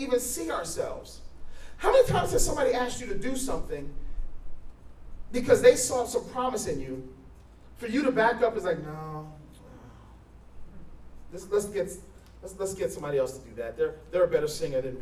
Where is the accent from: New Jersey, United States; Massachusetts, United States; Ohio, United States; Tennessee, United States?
New Jersey, United States; moved away as an adult; I'm from New Jersey.